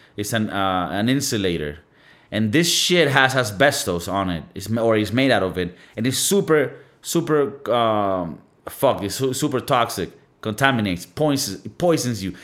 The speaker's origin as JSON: {"language": "English", "country": "Venezuela", "moved": "yes", "said": "I come from Venezuela"}